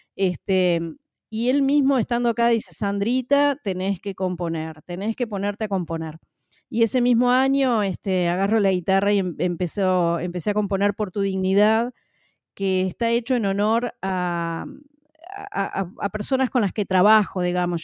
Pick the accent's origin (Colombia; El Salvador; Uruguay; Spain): Uruguay; en mi país, en la ciudad de Paysandú, que es la segunda ciudad más poblada del Uruguay